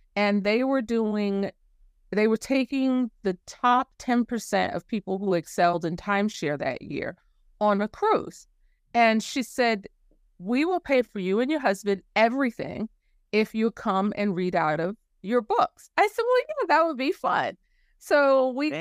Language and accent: English; New York City, New York, United States; moved away; I'm from New York City